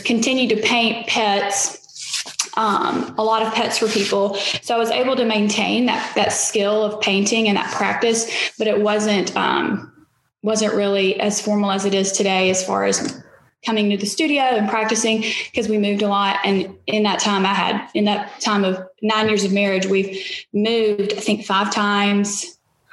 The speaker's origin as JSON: {"language": "English", "town": "Opelika", "region": "Alabama", "country": "United States", "tie": "born or raised there", "moved": "yes", "lives_now": "Jackson, United States", "said": "I'm originally from Alabama, east central part of the state. Opelika is outside of Auburn, and I grew up on a farm"}